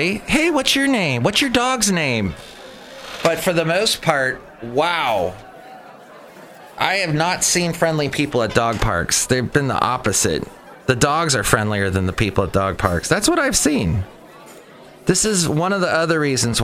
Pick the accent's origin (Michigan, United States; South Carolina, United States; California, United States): California, United States; Los Angeles; moved away as an adult; also born or lived in Ventura County, California / Santa Barbara, California / Huntsville, Alabama; I grew up in Southern California, grew up in the San Fernando Valley, actually moved to Ventura County as a teenager